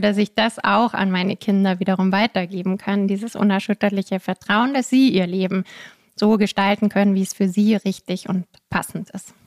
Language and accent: German; Munich, Bavaria, Germany; Ich komme aus München, habe da dann ganz normal Jura studiert